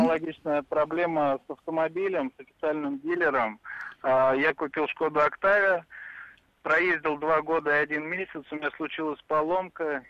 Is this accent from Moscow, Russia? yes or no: yes; Moscow, Russia; Я тоже из Москвы